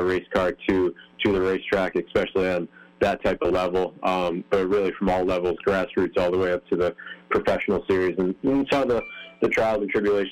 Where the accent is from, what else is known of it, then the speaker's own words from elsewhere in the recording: Northeast, United States; moved away; I grew up in the Northeast, and with that, spent a lot of time, my childhood years at the short tracks in the Northeast